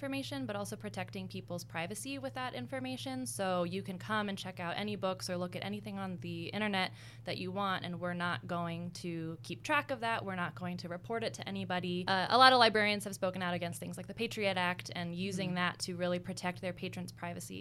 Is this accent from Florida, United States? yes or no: no; Virginia, United States; also born or lived in Toledo, Ohio; I'm from Virginia